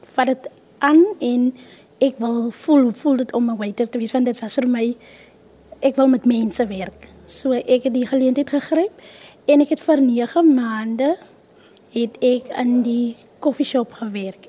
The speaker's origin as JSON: {"language": "Afrikaans", "town": "Kakamas", "region": "Northern Cape", "country": "South Africa", "said": "Ek is oorspronklik van Kakamas"}